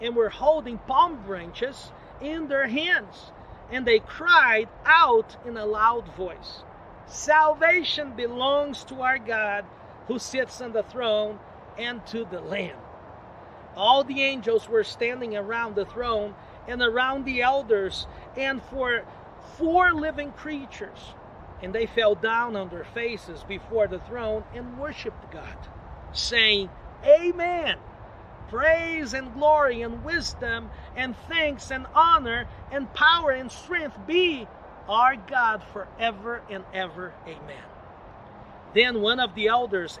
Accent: Brazil; moved away as an adult; also born or lived in Connecticut / Boston; now in United States; I was born and raised in Brazil

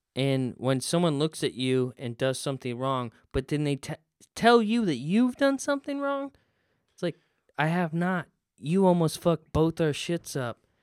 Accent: the South, United States; I'm from the South and iced tea is a big thing

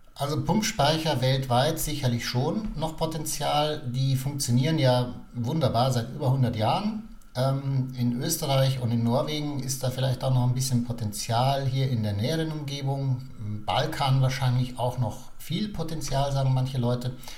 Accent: Germany; bei uns in Deutschland

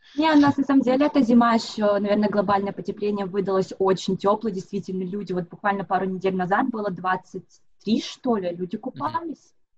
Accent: Moscow, Russia; moved away as an adult; now in Sydney, Australia; я сама из Москвы, уже вот 7 лет проживаю в Сиднее

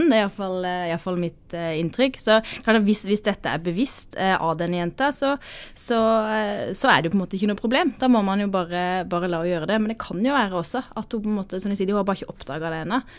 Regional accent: Sørlandet, Norway; er sørlending

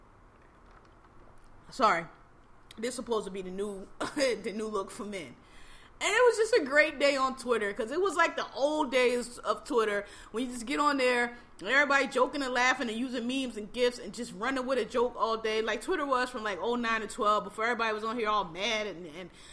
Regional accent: Philadelphia, Pennsylvania, United States; I'm from Philly, Philadelphia, born and raised

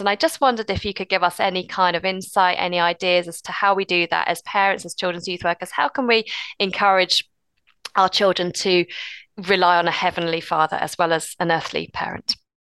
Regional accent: United Kingdom; we're British and reserved

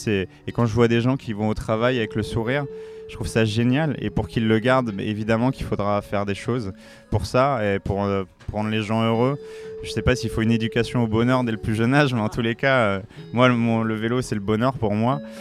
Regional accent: La Courneuve, Île-de-France, France; Je viens du 93, je viens de La Courneuve dans le 93

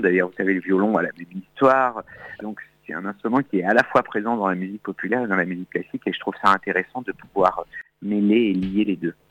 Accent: Auvergne-Rhône-Alpes, France; also born or lived in Châteauroux; now in Paris, France; Je suis né en Auvergne, mais j'ai habité 5 ans à Châteauroux

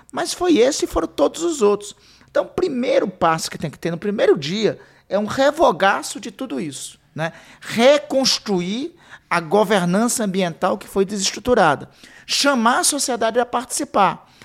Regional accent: Amapá, Brazil; eu sou do Amapá

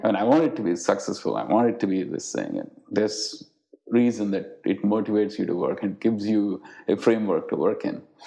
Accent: India; moved away; the times that I grew up in India

